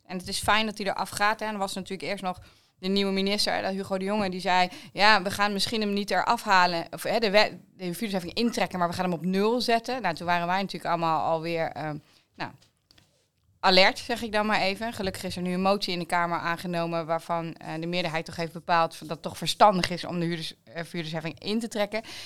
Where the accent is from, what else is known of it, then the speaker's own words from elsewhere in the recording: East Groningen, Netherlands; also born or lived in The Hague; ik kom natuurlijk uit Oost-Groningen, dus ik hou van het open landschap